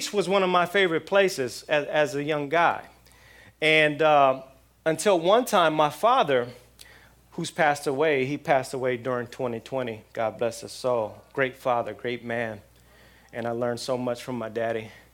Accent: outside of L.A., Southern California, United States; now in South Florida, United States; I'm in South Florida now, but I grew up in Southern California. And living in Southern California, living outside of L.A.

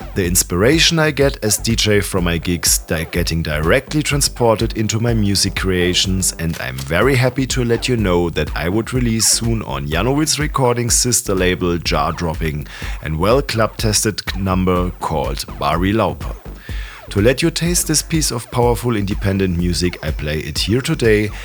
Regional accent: Ulm, Baden-Württemberg, Germany; my hometown Ulm in Germany

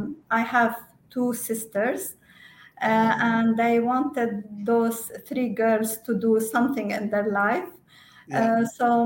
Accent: Lebanon; now in Dubai, United Arab Emirates; I was born in Lebanon, and I was raised there.

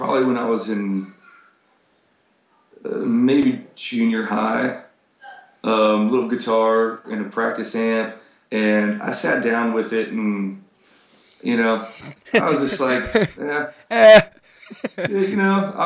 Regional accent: Colorado, United States; moved away as an adult; also born or lived in Texas; I grew up in Colorado

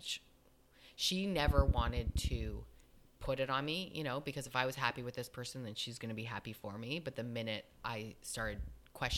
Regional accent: Canada; we're both from Canada.

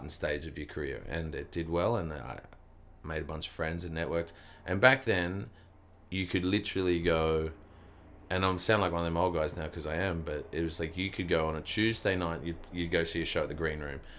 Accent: Kempsey, New South Wales, Australia; moved away; also born or lived in Melbourne / Sydney; I grew up in a little country town called Kempsey

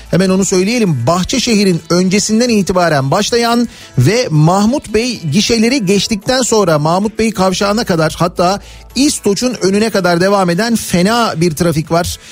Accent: Istanbul, Turkey; ben oralıyım ondan dolayı biliyorum işte Koca Mustafa Paşa ne bileyim ben Yedikule, e, Zeytinburnu, Cerrahpaşa o taraflarda

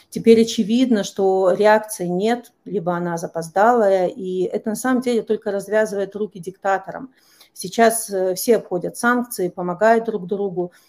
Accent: Belarus

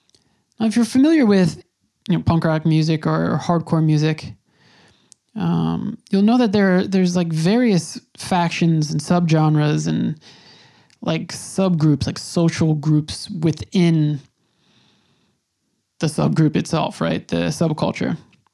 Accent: New York, United States; Now, again, I'm from New York. This was really the first time I had seen something like that.

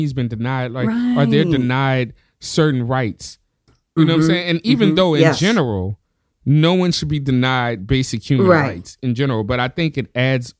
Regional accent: the South, United States; I grew up in the South, and you know, it's a heavily religious area.

